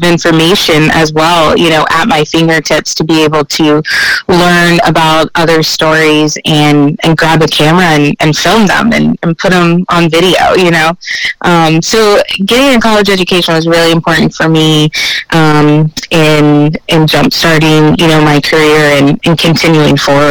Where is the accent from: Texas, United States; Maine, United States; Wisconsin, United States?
Texas, United States; Austin; also born or lived in San Antonio, Texas; I grew up here in Austin, born in San Antonio